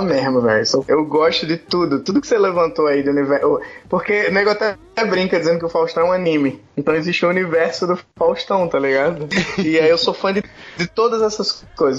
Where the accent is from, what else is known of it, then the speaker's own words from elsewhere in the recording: Maceió, Alagoas, Brazil; now in Rio de Janeiro, Brazil; hoje eu moro no Rio de Janeiro, mas eu cresci aqui em Maceió